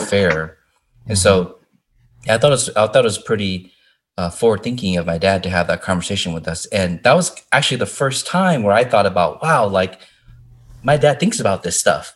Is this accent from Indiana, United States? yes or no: yes; Indiana, United States; growing up in Indiana